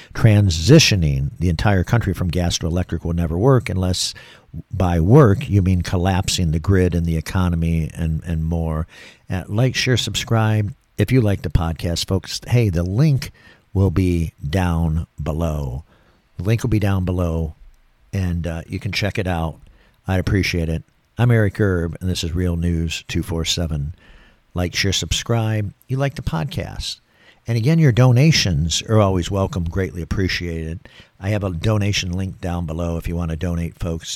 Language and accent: English; Michigan, United States; moved away as an adult; now in Florida, United States; I came from Michigan, born and raised in Michigan. I've been down here in Florida for twenty years